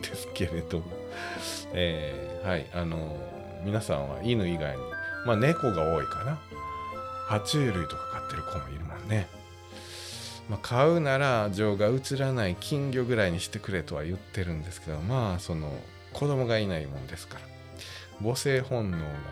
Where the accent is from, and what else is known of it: Wakayama, Japan; born or raised there